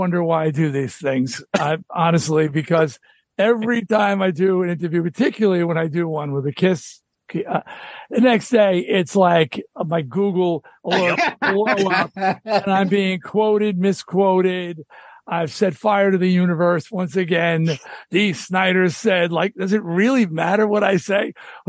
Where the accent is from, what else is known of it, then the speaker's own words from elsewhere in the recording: New York, United States; I'm from Long Island. So in Rock Scene Magazine, I was hearing about this band in Queens. I'm in Nassau County.